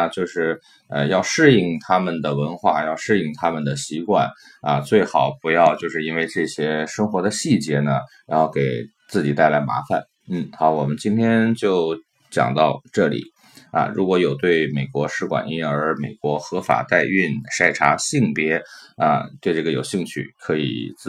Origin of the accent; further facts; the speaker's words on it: China; 我们中国人春节就是喜欢做这种香肠